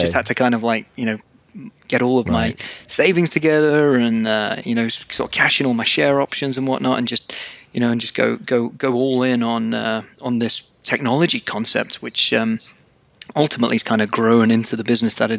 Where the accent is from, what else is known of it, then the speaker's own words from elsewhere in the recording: England, United Kingdom; moved away as an adult; also born or lived in Newcastle upon Tyne; now in Aberdeen, United Kingdom; I'm actually originally from England